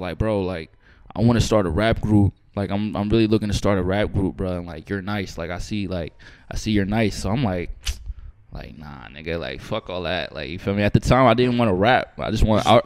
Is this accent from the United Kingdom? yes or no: no; Amityville, New York, United States; moved away as an adult; now in Los Angeles, United States; I grew up in Long Island, um, New York, Amityville